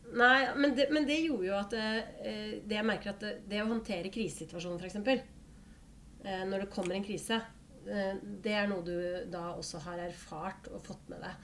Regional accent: Holmestrand, Vestfold, Norway; also born or lived in Bøler, Oslo; Jeg er fra Holmestrand

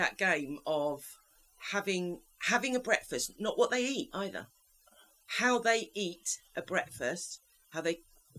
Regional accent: England, United Kingdom; moved away as an adult; now in Spain

